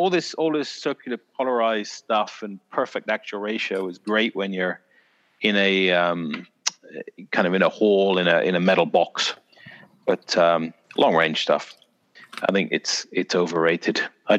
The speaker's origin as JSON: {"language": "English", "region": "South West England", "country": "United Kingdom", "said": "people kept thinking I was from Canada or Ireland or something. I was like, no, from bloody Dorset!"}